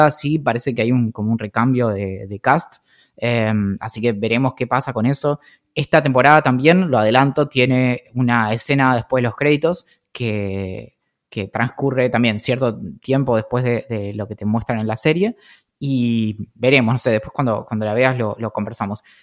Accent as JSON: {"language": "Spanish", "town": "San Carlos de Bariloche", "region": "Río Negro", "country": "Argentina", "tie": "born or raised there", "said": "creciendo en Bariloche"}